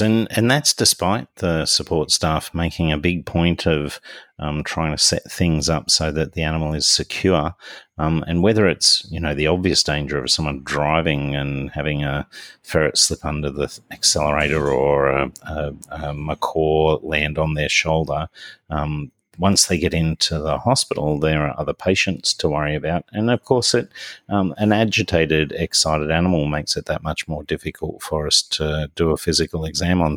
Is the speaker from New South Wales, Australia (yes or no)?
yes; New South Wales, Australia; my home state, state of New South Wales